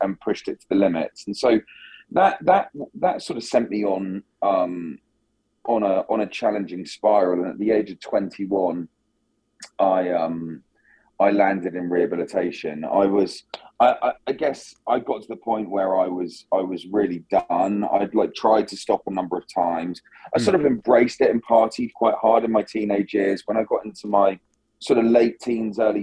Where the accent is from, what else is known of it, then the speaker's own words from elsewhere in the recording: south coast of England, United Kingdom; I grew up on the south coast of England